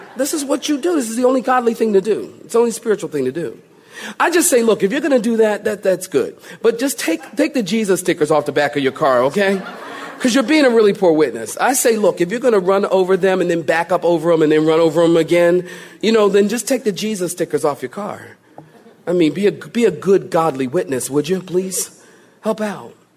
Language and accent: English; Philadelphia, Pennsylvania, United States; moved away; I, was born and raised in Philly